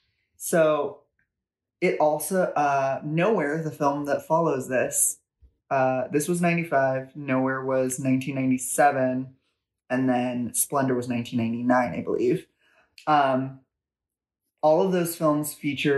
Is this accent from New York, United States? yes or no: no; Los Angeles, California, United States; I grew up in Los Angeles, and I grew up in Venice Beach